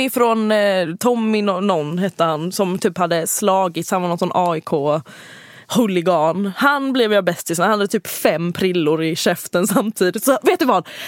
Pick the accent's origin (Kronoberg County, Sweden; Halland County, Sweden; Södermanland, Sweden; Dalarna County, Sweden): Halland County, Sweden; Halmstad; jag är från Halmstad